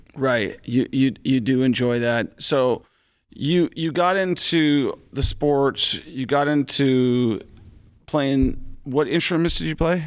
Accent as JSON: {"language": "English", "region": "Washington", "country": "United States", "tie": "born or raised there", "said": "my home state of Washington"}